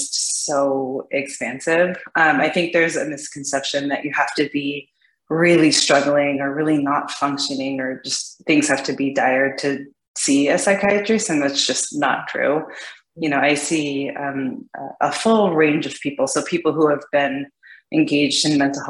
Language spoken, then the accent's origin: English; California, United States; moved away as an adult; now in Seattle, United States; Originally I'm from California